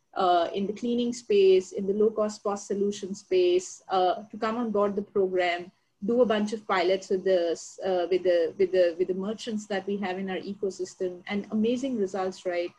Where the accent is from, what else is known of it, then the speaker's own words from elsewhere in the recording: India; moved away; I come from India